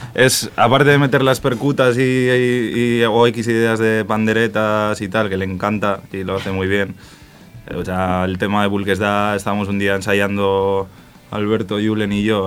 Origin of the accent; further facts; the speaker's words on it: Spain; en mi pueblo, que es un pueblo de 2.000 habitantes, que se habla euskera en todos los rincones